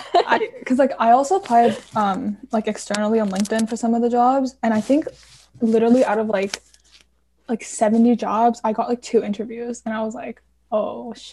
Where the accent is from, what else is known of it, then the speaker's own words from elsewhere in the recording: Mississauga, Ontario, Canada; because we're from Mississauga